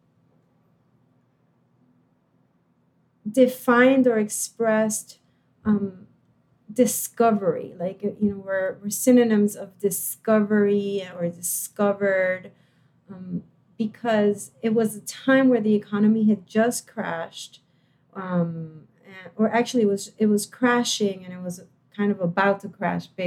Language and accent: English; Puerto Rico; I was born in Puerto Rico, and I went from a private high school to the University of Puerto Rico in Rio Piedras